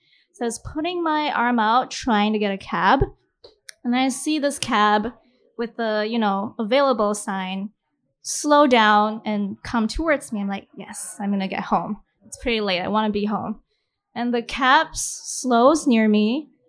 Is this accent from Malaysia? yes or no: yes; Malaysia; I'm going to read a story from my book set in my hometown in Malaysia.